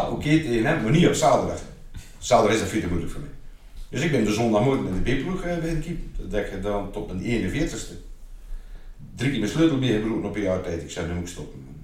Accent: IJzendijke, Zeeland, Netherlands; also born or lived in Oostburg / Terneuzen / Waterlandkerkje; ik ben altijd naar school geweest in Nederland. Eh, lager en middelbaar. Eerst in IJsendijk, was de lagere school

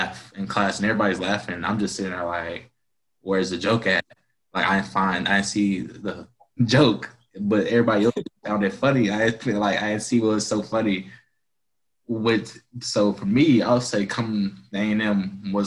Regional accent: Dallas, Texas, United States; growing up in Dallas

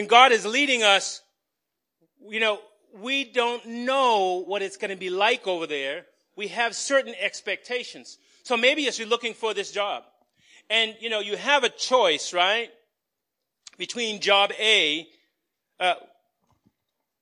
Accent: Somerville, Massachusetts, United States; born or raised there

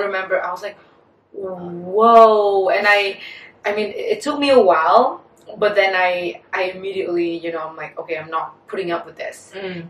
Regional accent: Vietnam; also born or lived in United States; as Vietnamese women uh, born and raised in Vietnam

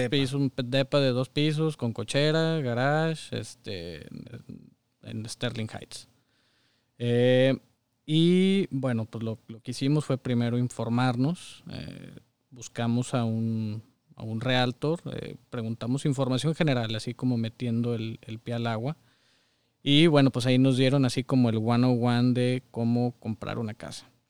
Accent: Saltillo, Coahuila, Mexico; moved away as an adult; now in Michigan, United States; Toda mi vida, hasta hace unos años viví en Saltillo

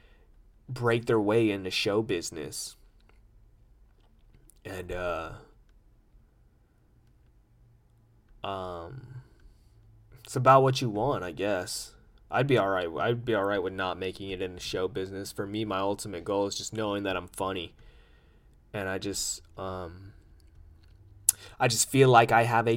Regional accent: United States; I'm an American

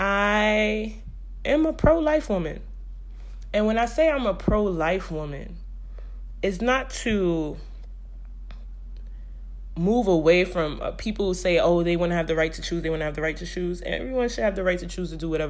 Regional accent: New York City, New York, United States; I'm from Brooklyn

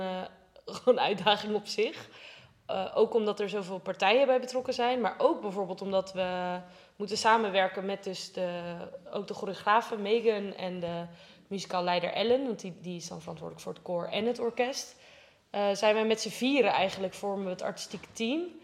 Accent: Rotterdam, South Holland, Netherlands; ik kom uit Rotterdam

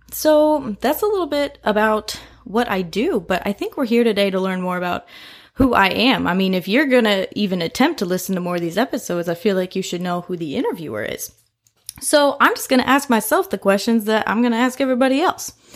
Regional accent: Indianapolis, Indiana, United States; moved away as an adult; now in Louisville, United States; I'm originally from Indianapolis, Indiana. I moved down here to Louisville for college seven years ago

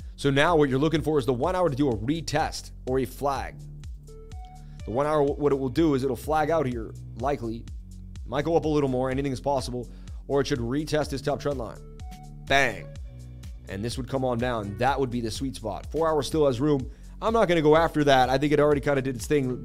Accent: Boston, Massachusetts, United States; I am from Boston

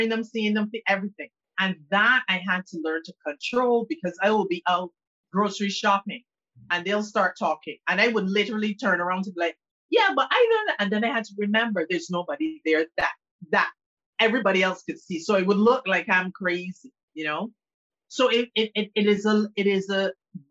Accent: Barbados; I was born in Barbados, and the island where I am right now, and the island is predominantly Anglican

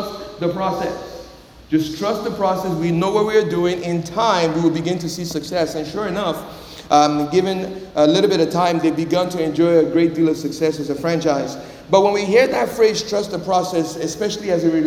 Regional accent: Nigeria; moved away; also born or lived in Miami, Florida; when I was growing up in Nigeria

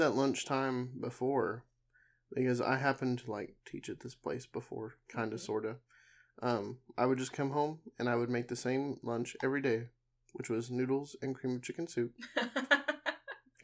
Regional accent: Arkansas, United States; We're from Arkansas.

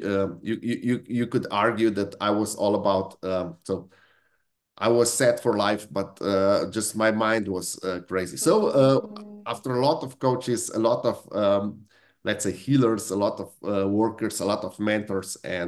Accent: Slovenia; also born or lived in Italy (ancestry); now in United Kingdom; I come from Italian family that was that was really shaped by outside circumstances. Because on the same piece of land, in the same house, in 100 years, there are 4 different countries that we used to live in. It was Austrian Empire, then it was Italy, then it was Yugoslavia, and now in Slovenia

